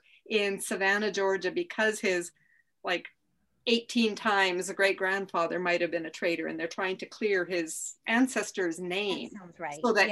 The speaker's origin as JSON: {"language": "English", "country": "Canada", "said": "I'm Canadian"}